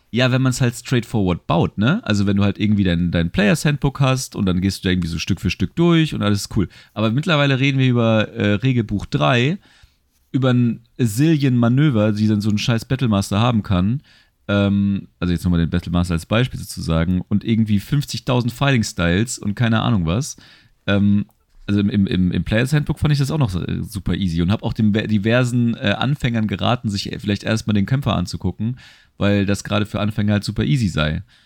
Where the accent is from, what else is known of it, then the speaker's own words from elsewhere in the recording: Germany; als Deutscher